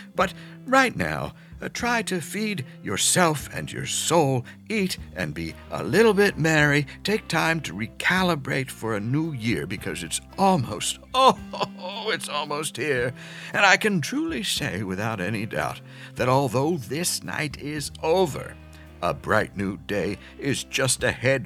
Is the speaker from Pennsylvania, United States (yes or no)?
yes; Pennsylvania, United States; growing up in Pennsylvania